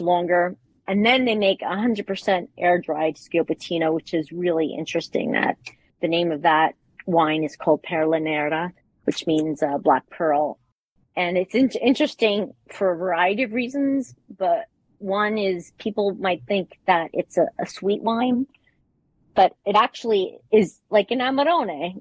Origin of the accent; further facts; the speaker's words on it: New York, United States; moved away as an adult; now in Bologna, Italy; I'm originally from New York, uh, spent about 30 years in banking and technology